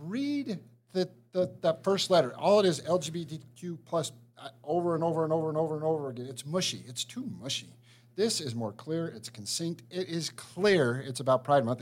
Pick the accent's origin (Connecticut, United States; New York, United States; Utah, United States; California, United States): Utah, United States; Hooper; I am from Hooper, which is in northern Utah